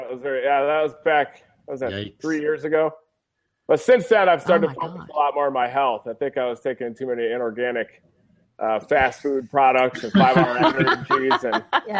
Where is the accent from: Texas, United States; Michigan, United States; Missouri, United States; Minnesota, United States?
Michigan, United States; Grand Rapids; I grew up in Michigan and Grand Rapids